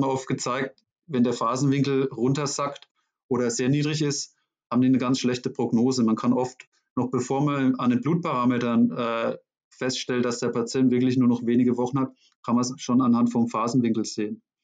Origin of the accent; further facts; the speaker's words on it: Schweinfurt, Bavaria, Germany; wurde eine Stelle frei in meiner Heimatstadt Schweinfurt.